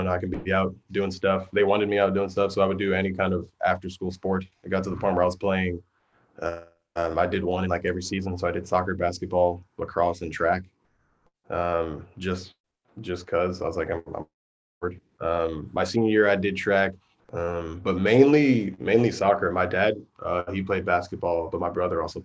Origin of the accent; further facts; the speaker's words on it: New York City, New York, United States; moved away; Growing up in New York